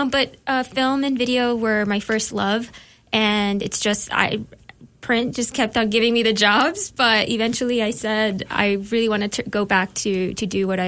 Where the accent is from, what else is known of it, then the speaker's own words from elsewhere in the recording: El Paso, Texas, United States; moved away; also born or lived in Chihuahua City, Mexico / New York; I am from Mexico. I grew up in, I was born in Chihuahua City, which is about 4 hours north of El Paso. And I migrated to El Paso and grew up in Texas.